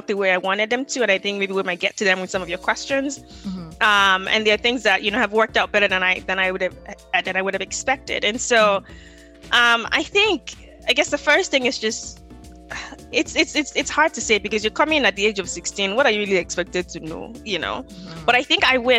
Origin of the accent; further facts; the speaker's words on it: Lagos, Nigeria; moved away as an adult; also born or lived in Winona, Minnesota; now in United States; I was born and raised in Lagos, Nigeria.